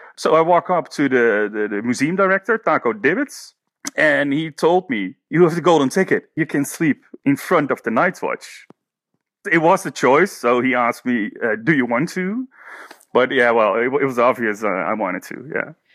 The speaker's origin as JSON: {"language": "English", "town": "Haarlem", "region": "North Holland", "country": "Netherlands", "said": "I'm from the Netherlands, the city of Haarlem."}